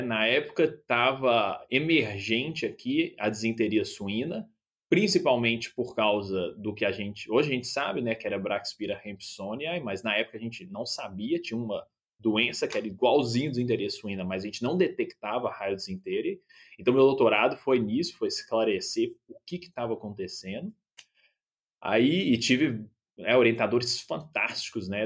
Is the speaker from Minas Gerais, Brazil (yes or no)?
yes; Belo Horizonte, Minas Gerais, Brazil; moved away as an adult; also born or lived in Minnesota, United States; now in Saskatoon, Canada; eu nasci em Belo Horizonte, cresci em Belo Horizonte